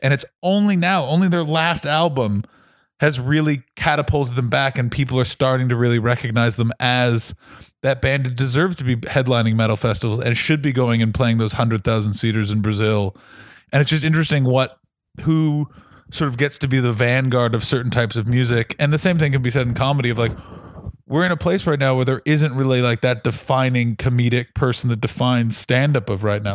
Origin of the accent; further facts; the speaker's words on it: Ottawa, Ontario, Canada; I'm from Ottawa, with same place as Tom Green